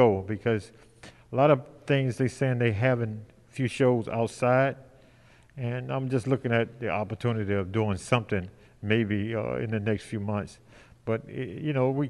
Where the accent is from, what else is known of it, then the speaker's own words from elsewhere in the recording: Detroit, Michigan, United States; I'm from Detroit too